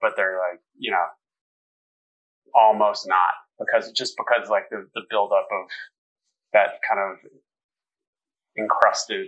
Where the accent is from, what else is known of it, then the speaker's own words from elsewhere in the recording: Denver, Colorado, United States; Denver, Southeast Denver. Hmm. Yeah, I grew up near Bible Park, like Yale and Quebec